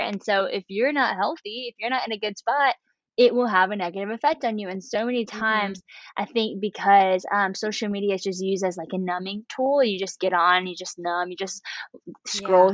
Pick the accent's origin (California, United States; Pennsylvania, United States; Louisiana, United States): Louisiana, United States; West Monroe; I am from Louisiana, this small town called West Monroe